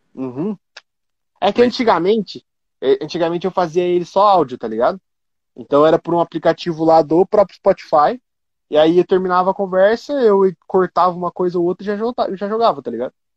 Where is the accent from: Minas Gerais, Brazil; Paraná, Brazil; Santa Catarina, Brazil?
Paraná, Brazil; Curitiba; eu sou de Curitiba